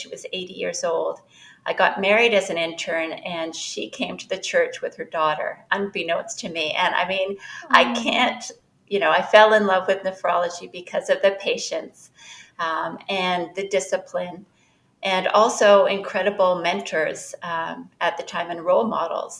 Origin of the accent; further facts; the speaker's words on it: Canada; moved away as an adult; now in Chicago, United States; currently I'm in Chicago. I'm a Canadian